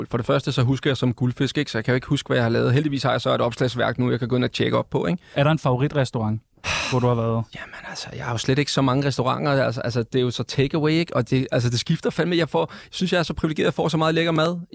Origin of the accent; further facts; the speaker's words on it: Capital Region of Denmark, Denmark; folk køber ind i, at jeg er fra Vestegnen, jeg har en bestemt accent, jeg siger nogle bestemte ting